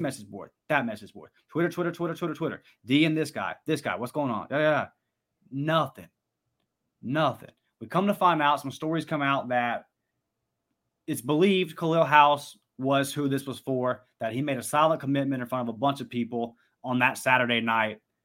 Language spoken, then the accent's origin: English; Pensacola, Florida, United States; my hometown of Pensacola